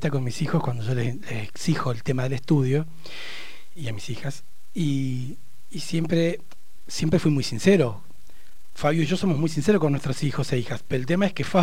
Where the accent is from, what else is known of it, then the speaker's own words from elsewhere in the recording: Barda del Medio, Río Negro, Argentina; also born or lived in Neuquén; Mi infancia, yo nací en Neuquén, pero la viví hasta los cinco años en Barda del Medio.